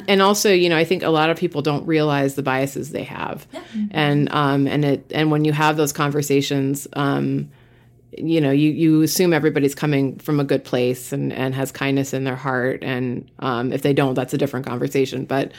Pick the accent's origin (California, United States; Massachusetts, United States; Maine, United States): Massachusetts, United States; I grew up in Eastern Mass.